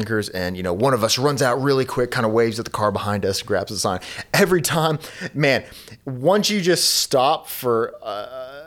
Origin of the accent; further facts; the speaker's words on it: the South, United States; also born or lived in Pennsylvania; I was born and raised in the South